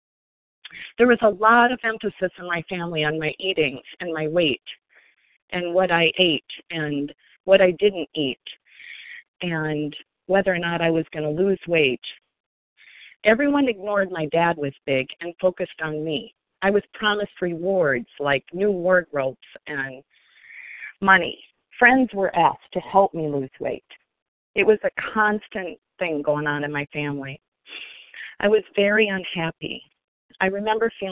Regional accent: Sioux Falls, South Dakota, United States; also born or lived in Minnesota; I grew up in Sioux Falls, South Dakota, as the oldest of five

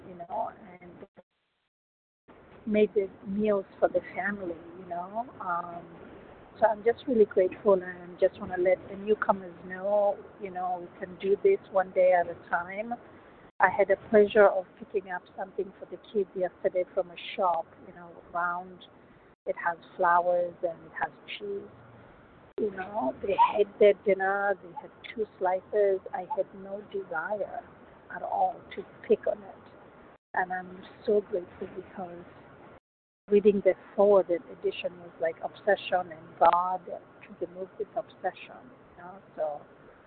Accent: Kenya; moved away as an adult; now in United States; I grew up in Kenya.

